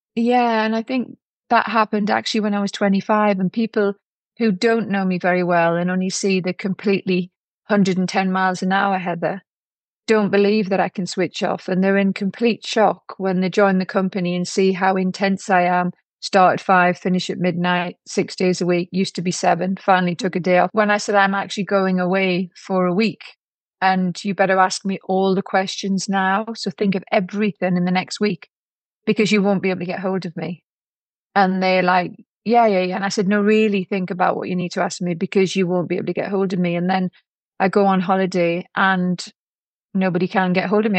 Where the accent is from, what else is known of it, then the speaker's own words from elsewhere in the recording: Newcastle upon Tyne, North East England, United Kingdom; moved away; also born or lived in London; I went back to Newcastle to see and hope that my dad had changed when he came out of prison